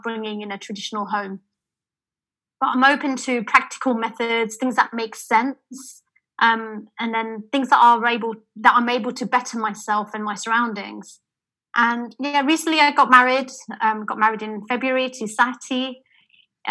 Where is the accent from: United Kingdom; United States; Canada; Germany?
United Kingdom; London; I'm British born.